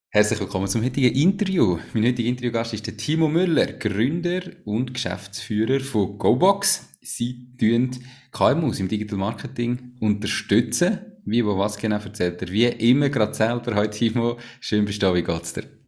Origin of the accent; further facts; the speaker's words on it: Switzerland; sind wir Schweizer